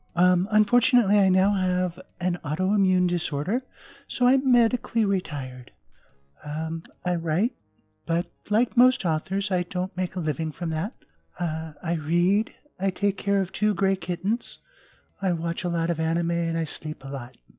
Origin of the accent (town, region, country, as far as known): southern Arizona, United States; born or raised there; also born or lived in Japan; now in American South, United States